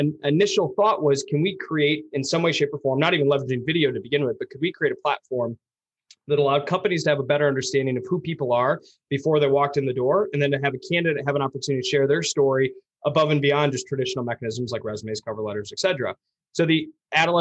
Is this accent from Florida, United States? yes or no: no; Ann Arbor, Michigan, United States; now in Grand Rapids, United States; I grew up in Ann Arbor.